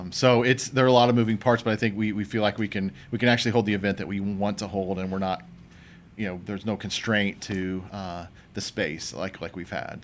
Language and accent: English; Franklin, Indiana, United States; my hometown, Franklin